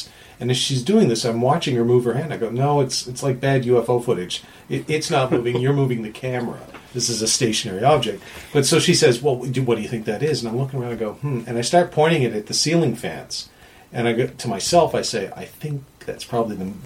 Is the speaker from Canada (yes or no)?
yes; Canada; I was being Canadian.